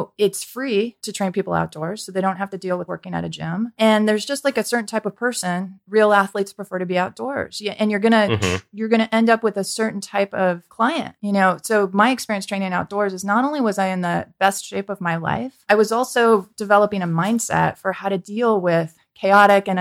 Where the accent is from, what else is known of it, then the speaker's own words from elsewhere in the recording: San Francisco Peninsula, California, United States; also born or lived in Santa Cruz; I was born in San Francisco, grew up on the peninsula